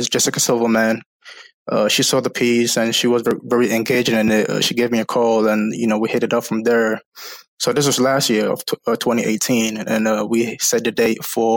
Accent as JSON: {"language": "English", "country": "Ghana", "tie": "born or raised there", "moved": "as an adult", "lives_now": "United States", "said": "So I was born and raised in Ghana, West Africa."}